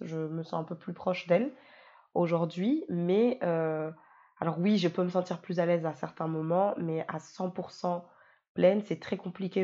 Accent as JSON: {"language": "French", "country": "France", "tie": "born or raised there", "also_born_or_lived": "Mayotte", "moved": "as an adult", "lives_now": "Réunion, France", "said": "j'ai grandi, euh, j'ai grandi en France, j'y ai fait toute ma vie"}